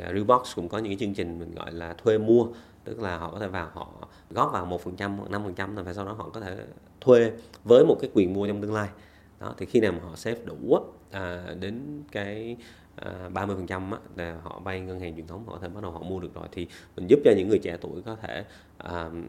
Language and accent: Vietnamese; Vietnam; moved away as an adult; also born or lived in Australia; bản thân mình thì cũng sinh ra lớn lên ở Việt Nam